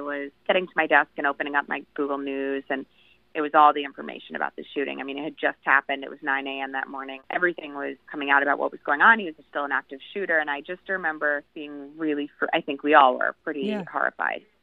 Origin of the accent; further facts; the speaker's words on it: Long Island, New York, United States; my hometown, which is on the end of Long Island